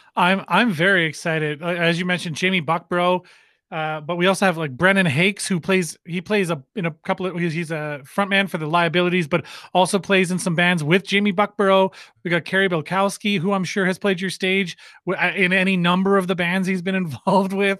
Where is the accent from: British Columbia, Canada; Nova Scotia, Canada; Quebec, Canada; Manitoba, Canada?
Nova Scotia, Canada; Halifax; now in Winnipeg, Canada; back in Halifax where I'm from